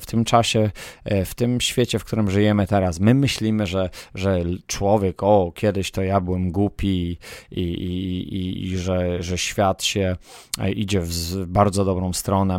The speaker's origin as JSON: {"language": "Polish", "country": "Poland", "tie": "born or raised there", "said": "na której się wychowałem w, w Polsce"}